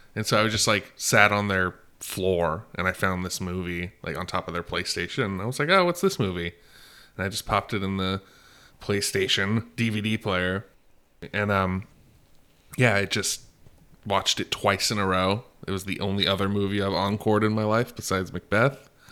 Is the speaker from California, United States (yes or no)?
yes; California, United States; We're from California